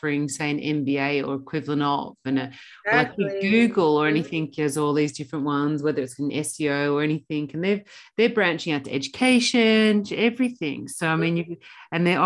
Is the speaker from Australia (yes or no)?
yes; Australia; I grew up in Australia